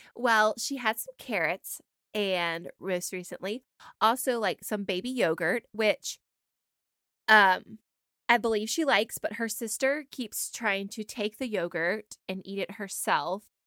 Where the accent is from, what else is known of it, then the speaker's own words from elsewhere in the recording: Georgia, United States; We're from Georgia.